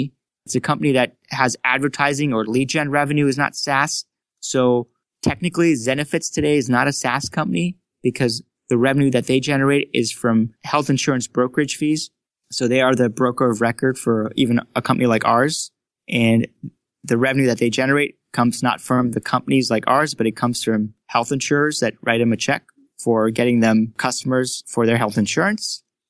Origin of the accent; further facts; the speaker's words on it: Frankfurt, Hesse, Germany; So I grew up in Frankfurt, Germany, and I started my academics in German school, actually.